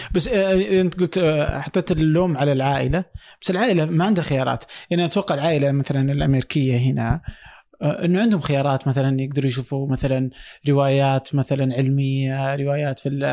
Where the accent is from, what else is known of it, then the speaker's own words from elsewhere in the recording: Saudi Arabia; عندنا في السعوديه